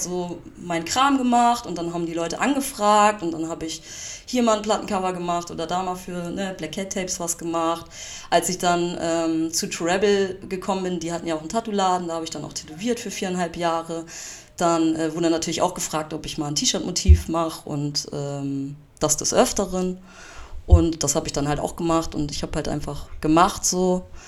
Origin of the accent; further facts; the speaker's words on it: Bad Oldesloe, Schleswig-Holstein, Germany; now in Hamburg, Germany; ich komme ja ähm, ursprünglich aus Bad Oldesloe